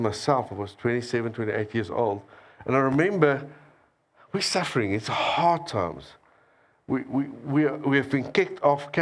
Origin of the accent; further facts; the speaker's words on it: South Africa; I came all the way from South Africa